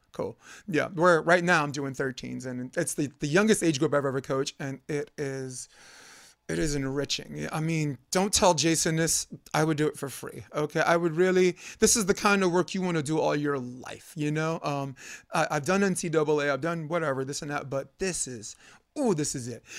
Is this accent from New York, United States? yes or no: yes; New York, United States; I'm from New York.